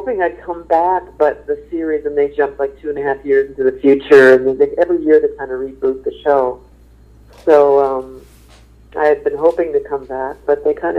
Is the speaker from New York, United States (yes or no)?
yes; New York, United States; I'm such a New Yorker.